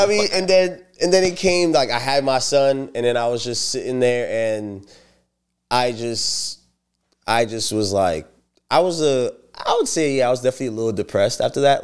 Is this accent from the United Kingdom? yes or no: no; St. Lucia; now in United States; I'm from Saint Lucia